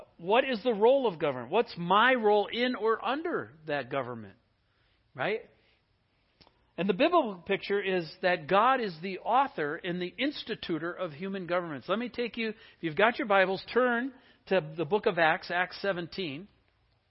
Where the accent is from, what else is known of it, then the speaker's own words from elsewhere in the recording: Wisconsin, United States; now in Seattle, United States; I grew up in Wisconsin